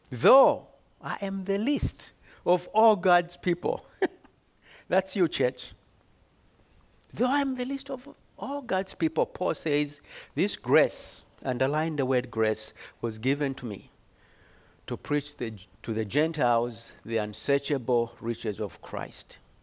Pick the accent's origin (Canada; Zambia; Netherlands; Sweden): Zambia; moved away as an adult; I was born in Zambia, came here on a scholarship many d, centuries ago.